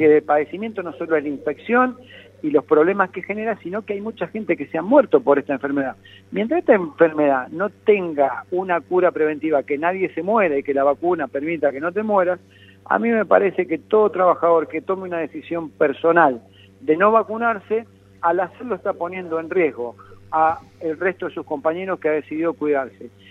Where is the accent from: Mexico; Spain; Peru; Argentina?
Argentina; lejos estoy, como muchos argentinos